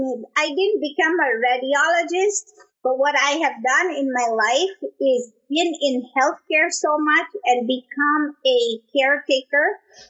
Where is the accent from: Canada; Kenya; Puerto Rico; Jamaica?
Kenya; moved away as an adult; also born or lived in Tanzania; I'm from Kenya